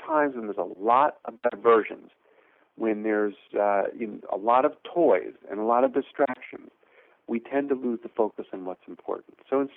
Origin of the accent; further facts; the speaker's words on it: Pennsylvania, United States; moved away as an adult; now in Providence, United States; I grew up in Pennsylvania